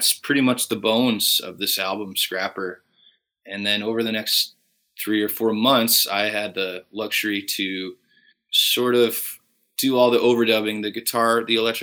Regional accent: Fort Saskatchewan, Alberta, Canada; Growing up in Fort Saskatchewan, it was a pretty small town

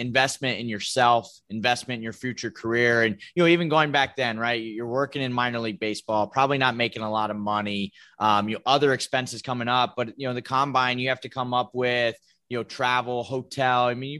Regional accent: Ohio, United States; moved away; I grew up in Ohio.

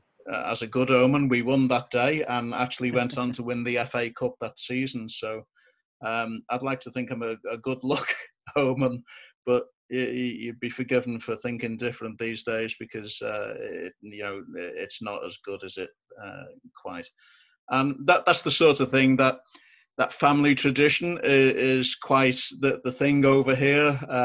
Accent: Bootle, North West England, United Kingdom; I grew up in Bootle, which is, as I say, just over a mile from there. I still actually park in Bootle to go and watch the match these days.

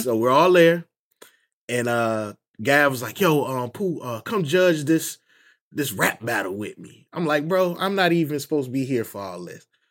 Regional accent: Northern Virginia, United States; moved away as an adult; now in Durham, United States; I'm actually from Virginia, Northern Virginia

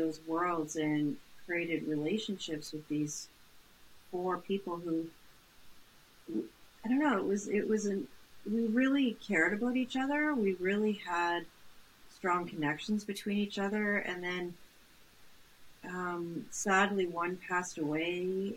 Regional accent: Brandon, Manitoba, Canada; I grew up in Brandon, Manitoba

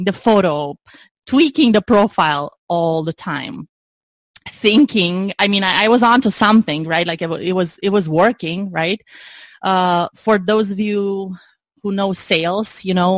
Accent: Romania; moved away as an adult; now in United States; I'm originally from Romania, as I mentioned. I moved in the U.S. in 2005, right after graduating college.

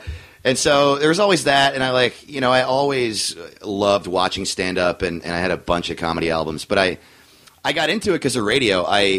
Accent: New York, United States; I grew up we moved every 3 years until I was 12, and then my dad retired and we moved to New York.

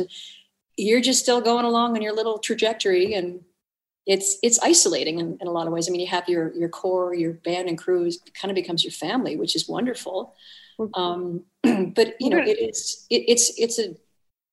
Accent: the Maritimes, Canada; I'm from the Maritimes

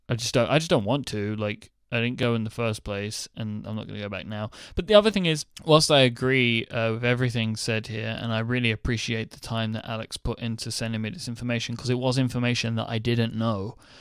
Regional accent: United Kingdom; I am delightfully British

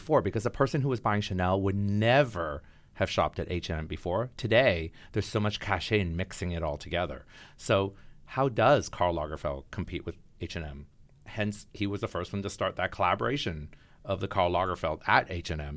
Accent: Toronto, Ontario, Canada; moved away as an adult; now in New York, United States; growing up as a kid in Toronto

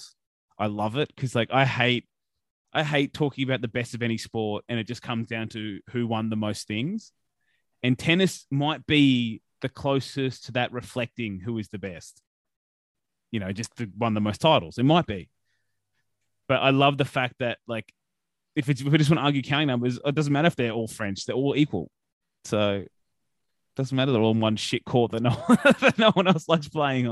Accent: Australia; we're Australian

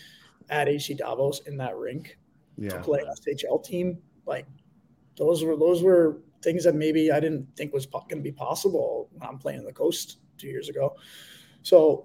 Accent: Western Massachusetts, United States; moved away as an adult; now in Belfast, United Kingdom; my hometown in Western Massachusetts

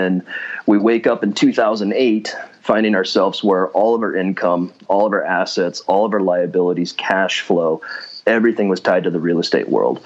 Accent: Washington, United States; moved away as an adult; also born or lived in Seattle, Washington; now in North Idaho, United States; I was born and raised in Washington State, kind of grew up in the mountains up north of Spokane

